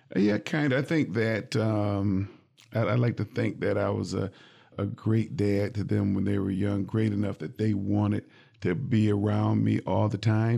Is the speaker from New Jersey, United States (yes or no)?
no; Jackson, Michigan, United States; now in Lansing, United States; I grew up in Jackson